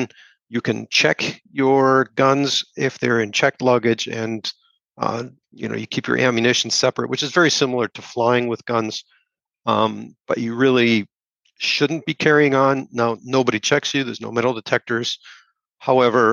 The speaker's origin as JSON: {"language": "English", "country": "Germany", "tie": "born or raised there", "moved": "as an adult", "lives_now": "United States", "said": "I grew up in Germany and have lived in Germany as an adult as well"}